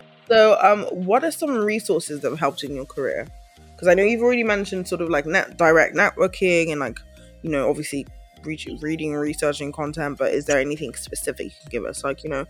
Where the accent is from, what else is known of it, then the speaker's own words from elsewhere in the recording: Nigeria; I've learned a lot on Blackish because I'm Nigerian.